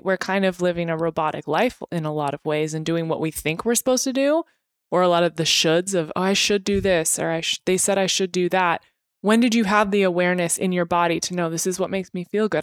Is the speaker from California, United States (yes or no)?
yes; Temecula, California, United States; born or raised there; also born or lived in Spokane, Washington